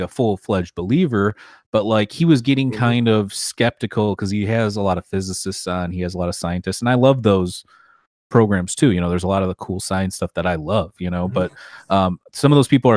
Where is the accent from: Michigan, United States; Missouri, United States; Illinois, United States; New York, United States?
Michigan, United States; my home state of Michigan